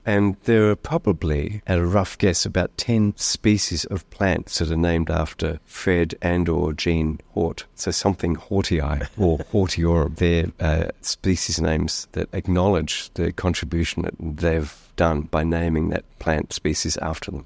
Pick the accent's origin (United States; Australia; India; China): Australia; being Australian